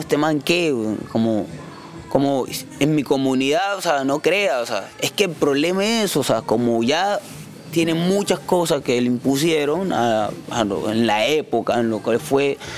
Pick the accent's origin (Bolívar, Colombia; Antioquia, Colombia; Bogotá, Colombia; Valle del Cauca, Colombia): Bolívar, Colombia; San Basilio de Palenque; moved away as an adult; also born or lived in Bogotá; me fui de Palenque a los. justo cuando cumplí 18 años.